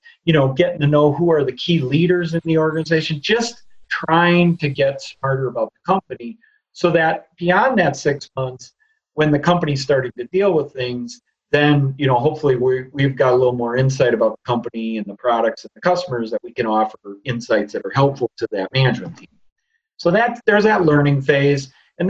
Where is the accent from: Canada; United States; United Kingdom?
United States; Midwest; We're real people from the Midwest, and we're going to be involved in the business